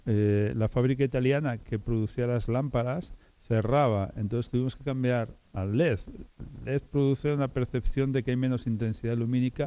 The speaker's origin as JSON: {"language": "Spanish", "area": "La Armuña", "region": "Castile and León", "country": "Spain", "said": "yo soy de la Armuña, mi familia es armuñesa"}